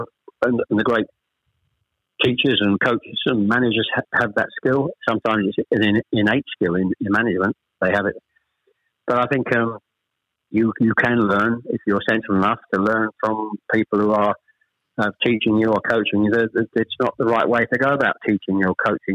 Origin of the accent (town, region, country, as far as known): Chelmsford, East of England, United Kingdom; born or raised there; also born or lived in Ashton-under-Lyne / Manchester